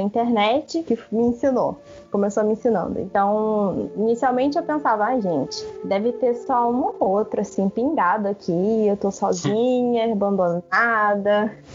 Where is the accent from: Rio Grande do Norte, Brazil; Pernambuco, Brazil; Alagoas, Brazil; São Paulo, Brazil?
Rio Grande do Norte, Brazil; Natal; eu sou de Natal, aqui no Rio Grande do Norte